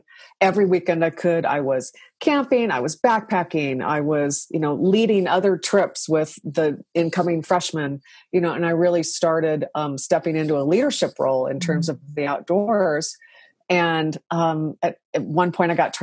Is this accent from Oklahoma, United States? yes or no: no; Washington, United States; I grew up in Washington State, so we had a lot of rain